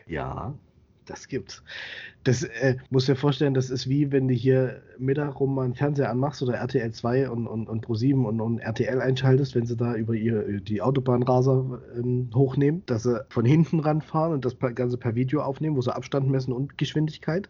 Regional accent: Central Germany, Germany; moved away as an adult; also born or lived in Thuringia; now in Bavaria, Germany; ich komme aus Mitteldeutschland

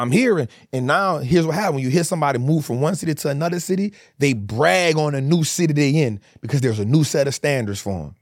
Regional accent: New Orleans, Louisiana, United States; moved away as an adult; now in Atlanta, United States; I'm from New Orleans

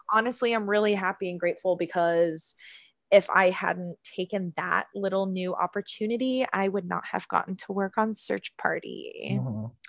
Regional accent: Orlando, Florida, United States; moved away as an adult; now in New York City, United States; I grew up in Orlando and have been doing theater in Orlando like since I was 10 years old

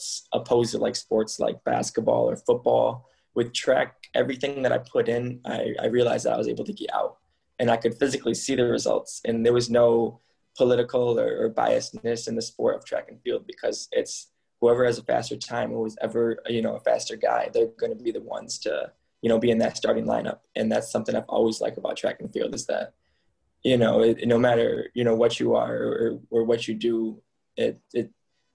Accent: Michigan, United States; moved away as an adult; I grew up in Michigan

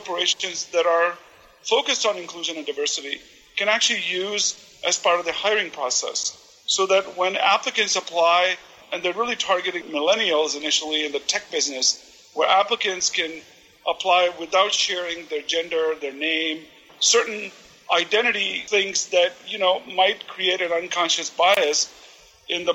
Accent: India; now in Portland, United States; my background, you know, as an Indian immigrant

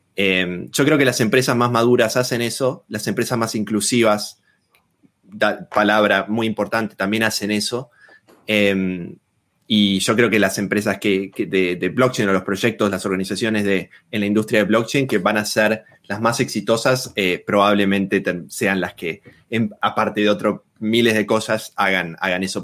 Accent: Argentina; moved away as an adult; also born or lived in Australia; now in Berlin, Germany; me fui de Argentina, actualmente estoy viviendo en Alemania

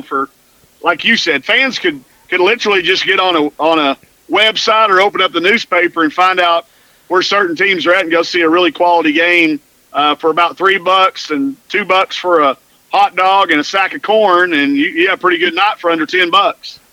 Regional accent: Greenwood, Arkansas, United States; I growing up in Greenwood, Arkansas

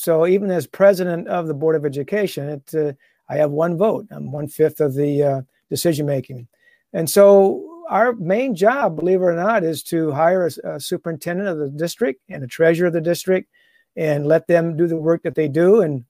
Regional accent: Toledo, Ohio, United States; But opportunity came up, since I'm from the Toledo area, Perrysburg schools had an opening and a job opening.

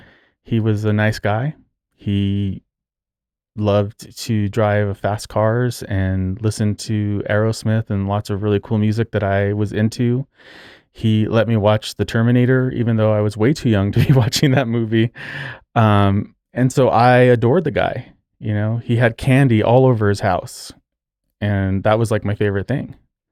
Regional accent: Socorro, New Mexico, United States; born there; I was born in 1980 in New Mexico, in Socorro, New Mexico, which is a tiny town south of Albuquerque.

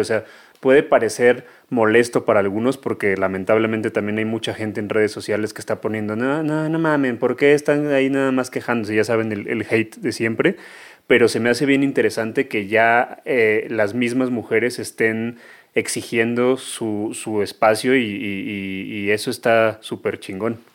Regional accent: Mexico; todos crecimos en México

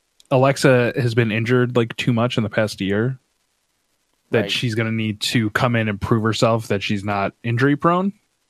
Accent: Detroit, Michigan, United States; moved away; I'm originally from Detroit.

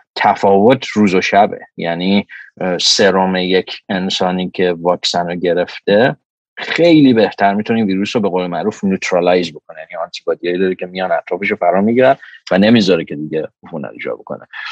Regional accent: Iran; moved away; من آدمی هم که ایران بزرگ شدم

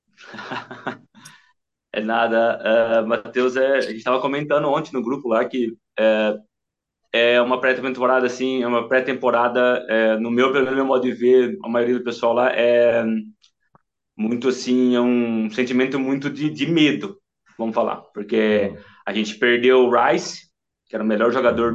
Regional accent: Mineiros do Tietê, São Paulo, Brazil; eu sou de Mineiros do Tietê, hum. é, interior de São Paulo, uma cidadezinha de 12 mil habitantes

